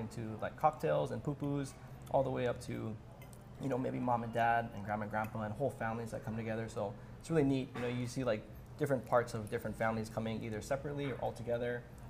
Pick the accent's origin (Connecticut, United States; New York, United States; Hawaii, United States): Hawaii, United States; Kaneohe; I grew up right in Kaneway, one town over, not a few miles from here. Yeah. So east side.